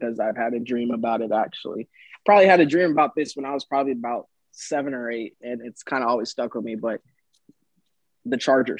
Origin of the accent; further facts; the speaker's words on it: Augusta, Georgia, United States; born there; also born or lived in Tampa; I was born in Georgia, and then I moved to Tampa, and so yeah.